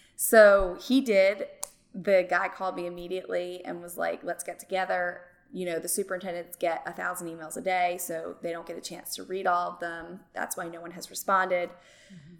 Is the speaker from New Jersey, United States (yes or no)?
yes; Medford Lakes, New Jersey, United States; moved away as an adult; also born or lived in South Carolina; now in Central Arkansas, United States; I grew up in Medford Lakes, New Jersey